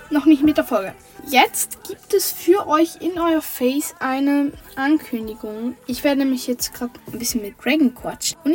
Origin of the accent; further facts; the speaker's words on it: St. Gallen, Switzerland; born there; Aus der Schweiz. Also ich bin in der Schweiz geboren. Ich sage jetzt mal, in der Schweiz haben wir statt Bundesländer, Kantone und ich bin im Kanton St. Gallen geboren.